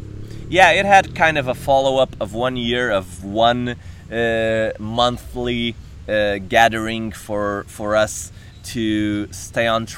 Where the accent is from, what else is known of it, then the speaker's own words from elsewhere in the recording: Portugal; moved away as an adult; also born or lived in Vancouver, Canada; now in Brazil; I'm originally from Portugal, even though I'm living in beautiful Brazil